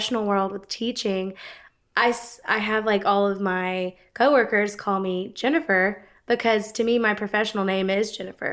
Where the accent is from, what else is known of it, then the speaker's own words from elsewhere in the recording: Gainesville, Georgia, United States; also born or lived in Oakwood, Georgia; I'm originally from Gainesville, Georgia